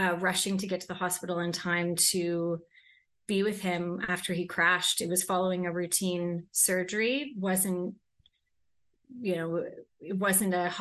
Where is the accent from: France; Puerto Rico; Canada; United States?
Canada; Toronto, Ontario; moved away as an adult; also born or lived in London, England; I grew up in Toronto.